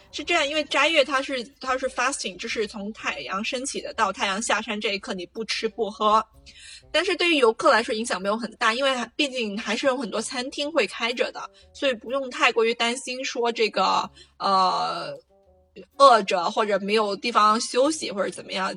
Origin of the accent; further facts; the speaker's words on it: Guangdong, China; moved away as an adult; now in Casablanca, Morocco; 我们广东人